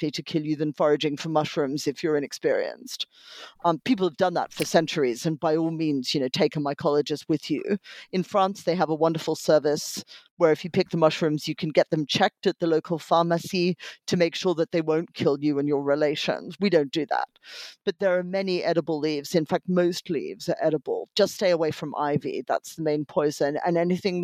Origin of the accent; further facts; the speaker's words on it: Australia; moved away; I grew up in Australia and therefore studied Captain Cook and his voyages every year in primary school.